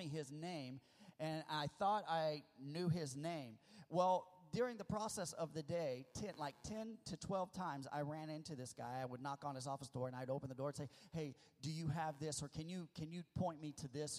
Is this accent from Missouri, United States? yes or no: yes; the Ozarks, Missouri, United States; born or raised there; moved away; also born or lived in California